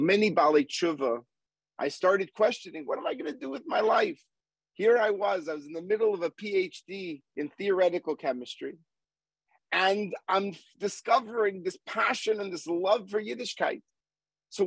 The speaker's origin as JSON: {"language": "English", "town": "Montreal", "region": "Quebec", "country": "Canada", "tie": "born or raised there", "also_born_or_lived": "Manhattan, New York / Boston", "moved": "yes", "said": "growing up in Montreal and living for several years in Manhattan"}